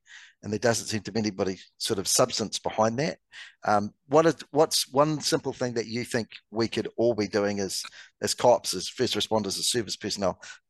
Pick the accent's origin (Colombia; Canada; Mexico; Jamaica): Canada; For me, and you're going to laugh at this as a Canadian, I come home because the hockey games are on at the most ridiculous times here